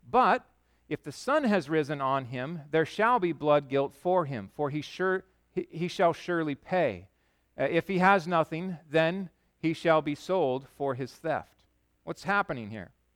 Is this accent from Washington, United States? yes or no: yes; Yakima, Washington, United States; also born or lived in Chicago; I grew up in Yakima